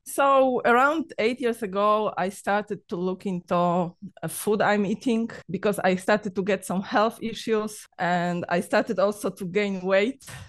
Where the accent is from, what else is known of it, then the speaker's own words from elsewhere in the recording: Poland; English is a second language; moved away as an adult; now in Cyprus; I'm Polish.